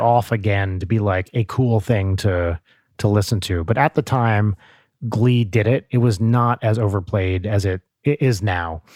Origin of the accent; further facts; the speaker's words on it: New Jersey, United States; I remember hearing that on Z one hundred growing up in North Jersey